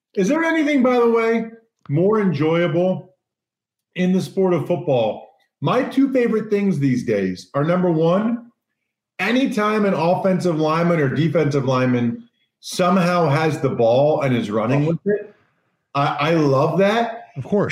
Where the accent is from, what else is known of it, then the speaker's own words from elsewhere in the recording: United States; the Eagles, my hometown team.